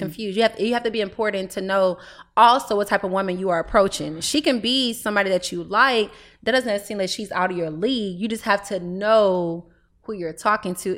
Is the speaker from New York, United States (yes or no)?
no; Houston, Texas, United States; I'm twenty years old. I'm from Houston, Texas.